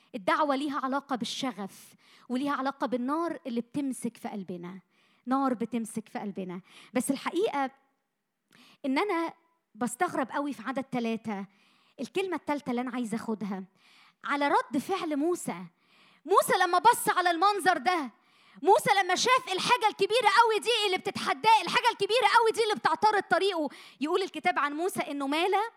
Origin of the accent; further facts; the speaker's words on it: Egypt; اتولدنا وعشنا وتربينا في مصر